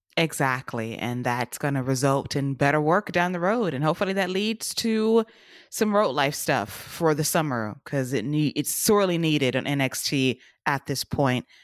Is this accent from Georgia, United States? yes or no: yes; Atlanta, Georgia, United States; Center Stage in Atlanta? Can we go to my hometown